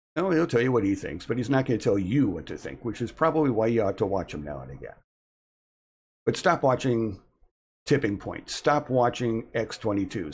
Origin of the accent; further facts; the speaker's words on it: United States; We are the American people